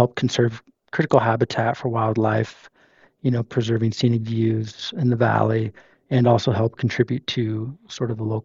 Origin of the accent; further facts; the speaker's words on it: Sisters, Oregon, United States; also born or lived in Portland, Oregon; I grew up in Central Oregon, outside of Bend, and Sisters near the Metolius